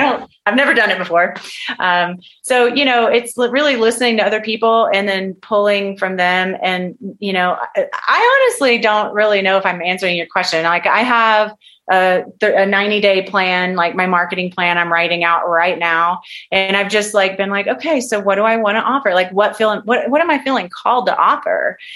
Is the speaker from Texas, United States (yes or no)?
yes; Texas, United States; moved away as an adult; also born or lived in California; I'm from Texas, and I left I left Texas. I left my family to go to work with this particular doctor